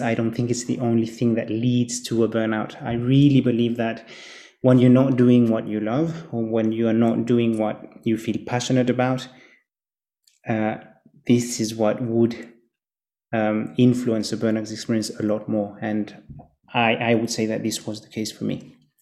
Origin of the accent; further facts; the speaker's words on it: Geneva, Switzerland; also born or lived in Zurich / Chile (family background); I was born and raised in Geneva, Switzerland